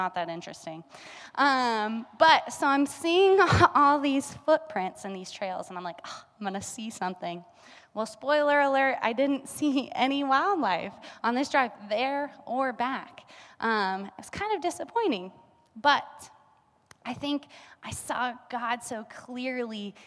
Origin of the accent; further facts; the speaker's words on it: Kansas, United States; now in Colorado, United States; We're from Kansas